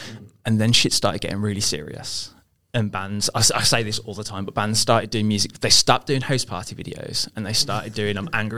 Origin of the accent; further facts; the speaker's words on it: England, United Kingdom; people in England pronounce it exactly as we do, obviously, because we're English.